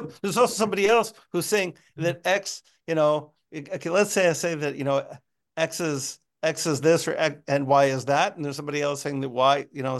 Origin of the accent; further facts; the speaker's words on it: United States; I'm American.